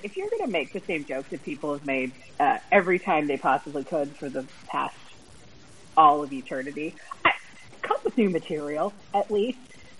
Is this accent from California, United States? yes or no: no; Alabama, United States; I'm from Alabama.